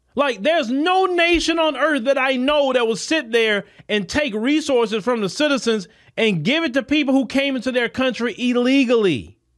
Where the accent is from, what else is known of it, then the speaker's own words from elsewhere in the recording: United States; me being an American citizen, landing back into my own country